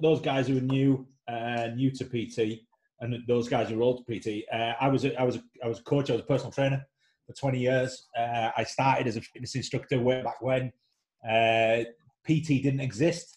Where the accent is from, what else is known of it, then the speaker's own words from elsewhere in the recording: United Kingdom; moved away; also born or lived in Leeds / London; worked back up north in my hometown